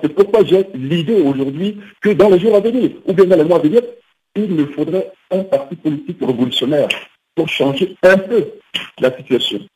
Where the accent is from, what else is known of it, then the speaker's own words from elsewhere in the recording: Central African Republic; en tant que centrafricain